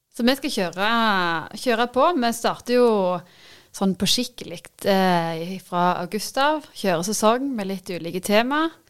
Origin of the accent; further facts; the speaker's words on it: Varhaug, Rogaland, Norway; now in Bryne, Norway; Jeg kommer jo opprinnelig fra Varhaug.